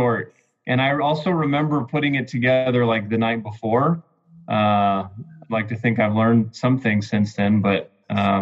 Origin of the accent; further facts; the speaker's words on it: Wyoming, United States; moved away as an adult; now in Olathe, United States; I'm originally from Wyoming, grew up in the church